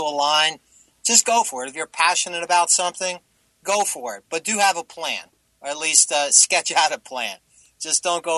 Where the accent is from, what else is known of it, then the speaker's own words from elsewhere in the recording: New Jersey, United States; I grew up in Jersey